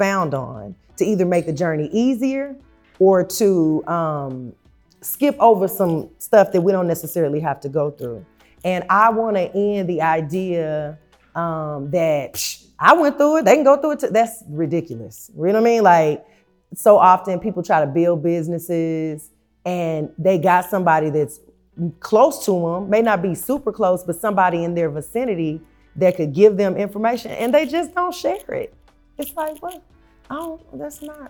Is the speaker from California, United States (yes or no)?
no; Tulsa, Oklahoma, United States; I was born and raised in Tulsa, Oklahoma.